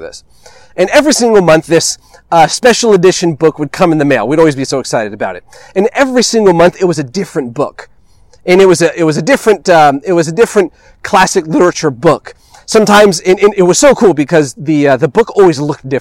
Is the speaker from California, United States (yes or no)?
yes; California, United States; before I am an American, before I am Mexican or Italian, before I am a Californian, I am a child of God